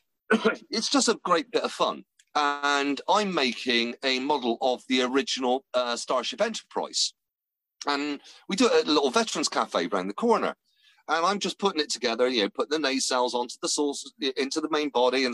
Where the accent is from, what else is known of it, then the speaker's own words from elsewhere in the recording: West Country, South West England, United Kingdom; accent: West Country; a West Country bumpkin like me